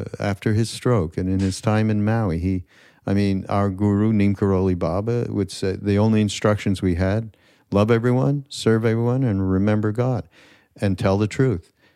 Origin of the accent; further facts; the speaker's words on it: Canada; now in United States; Canadian. I'm from Canada